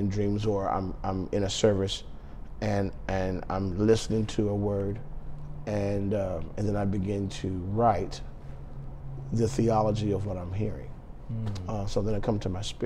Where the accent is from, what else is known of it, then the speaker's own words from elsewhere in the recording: Phoenix, Arizona, United States; I grew up in Phoenix, Arizona, born and raised.